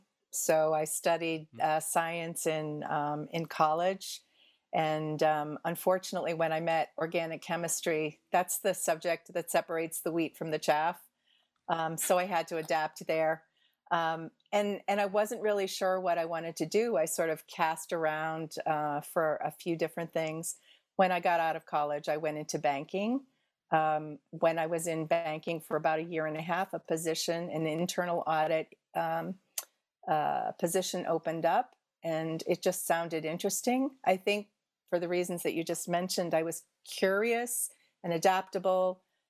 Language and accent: English; Boston, Massachusetts, United States; born there; also born or lived in Indiana; I grew up in several different parts of the country. I was born in Boston, Massachusetts, here in the United States. But when I was a baby, my family moved to Indiana and spent a few years there.